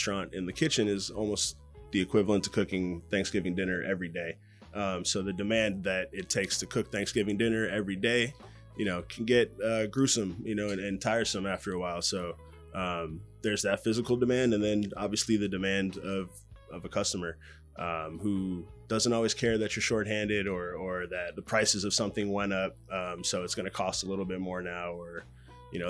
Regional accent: Los Angeles, California, United States; I grew up basically in West LA.

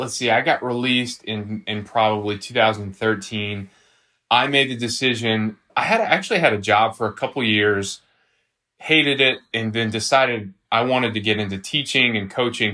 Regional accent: Nashville, Tennessee, United States; also born or lived in Franklin, Tennessee; I'm, I'm from South Nashville originally

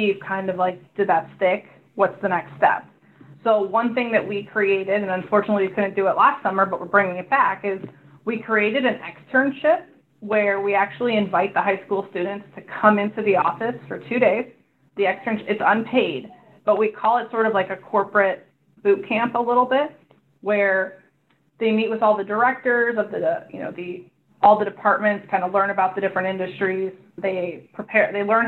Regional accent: Chicago, Illinois, United States; moved away as an adult; now in California, United States; I came from the Midwest. I'm from Chicago originally

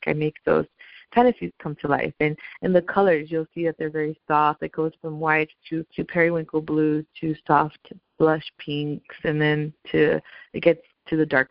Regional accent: United States; I'm a Latina girl, but I'm an American girl, so I was born in the U.S.

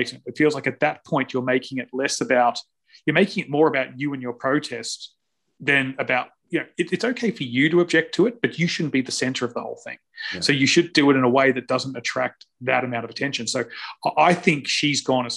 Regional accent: Australia; I'm Australian

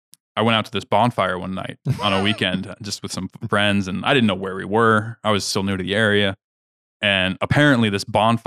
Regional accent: Kansas, United States; So I'm from Kansas. So ice fishing is like not a thing.

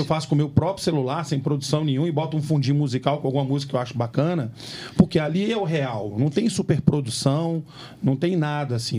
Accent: Minas Gerais, Brazil; Nós somos mineiros, comemos feijão tropeiro

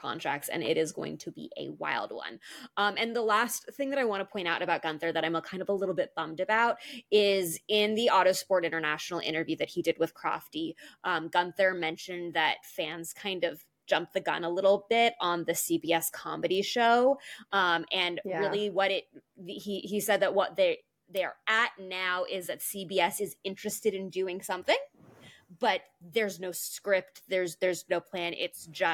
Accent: United States; I'm an American

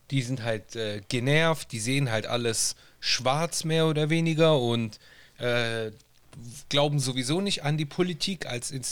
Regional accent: Italy; now in Germany; wir als Italiener in Deutschland haben die Möglichkeit, Briefwahl zu machen ja.

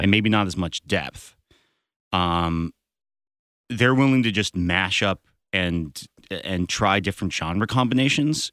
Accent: Berkeley, California, United States; now in Los Angeles, United States; I'm going back up to my hometown and playing in Berkeley

